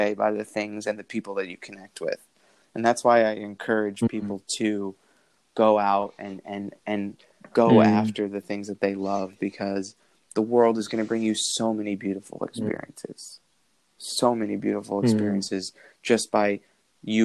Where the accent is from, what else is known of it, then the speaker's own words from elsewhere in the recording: New York, United States; moved away; I'm from New York.